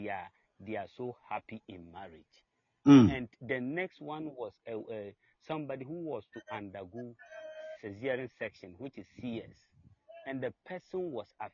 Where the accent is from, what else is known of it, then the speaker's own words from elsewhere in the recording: Ghana; I'm from Ghana